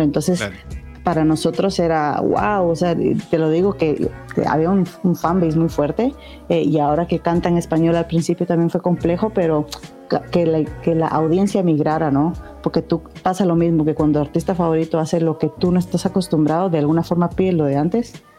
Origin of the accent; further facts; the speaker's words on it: Guatemala; soy de Guatemala